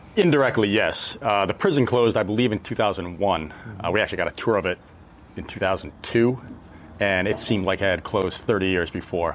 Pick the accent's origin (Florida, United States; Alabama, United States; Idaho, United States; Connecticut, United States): Connecticut, United States; moved away as an adult; also born or lived in Washington, D.C.; now in West Coast, United States; I grew up in Connecticut